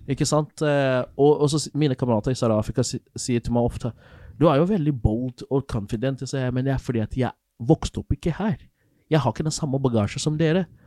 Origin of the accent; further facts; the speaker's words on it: Nigeria; moved away as an adult; now in Norway; der jeg kommer fra, i Nigeria